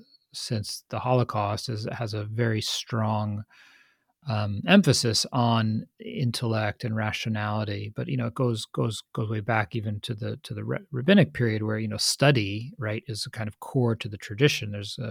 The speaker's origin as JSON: {"language": "English", "region": "Northeast", "country": "United States", "tie": "born or raised there", "said": "we grew up in the Northeast, in the U.S., in this very similar sea of unspoken values and pressures"}